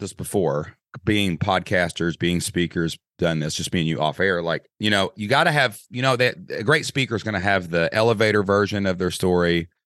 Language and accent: English; Kentucky, United States; accent: Southern Kentucky; I'm a guy from Kentucky